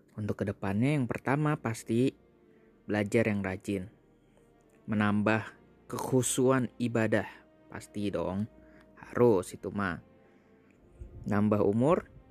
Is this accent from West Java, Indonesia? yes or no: no; Jakarta, Indonesia; gua juga orang Jakarta